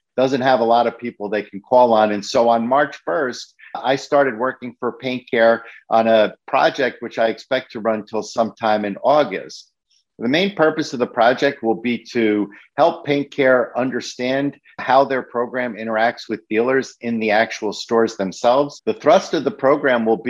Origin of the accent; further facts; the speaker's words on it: New York City, New York, United States; the store that I grew up in the Bronx